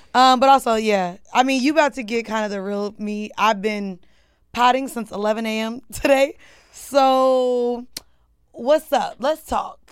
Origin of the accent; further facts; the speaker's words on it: Orlando, Florida, United States; also born or lived in Atlanta, United States; now in New York, United States; I've been in New York for ten years now, but I'm from Orlando